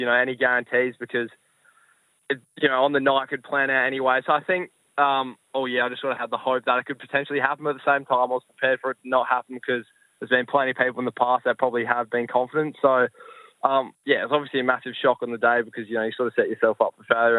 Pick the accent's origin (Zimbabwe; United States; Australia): Australia; Adelaide, South Australia; growing up in Adelaide